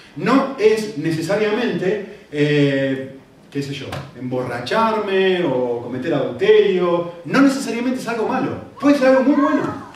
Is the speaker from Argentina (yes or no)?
yes; Argentina; yo que soy argentino